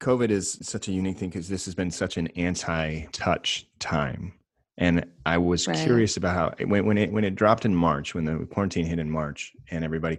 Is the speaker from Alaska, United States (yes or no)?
yes; Alaska, United States; also born or lived in Hawaii; I'm from Alaska and Hawaii.